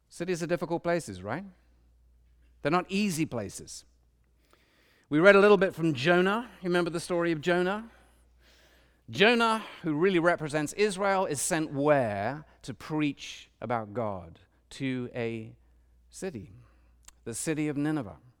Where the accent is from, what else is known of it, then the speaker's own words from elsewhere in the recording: London, United Kingdom; now in Washington, D.C., United States; I grew up in London, a big city